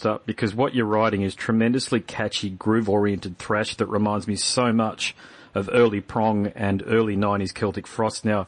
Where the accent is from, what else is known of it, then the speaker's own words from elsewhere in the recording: Queensland, Australia; Now I'm from Queensland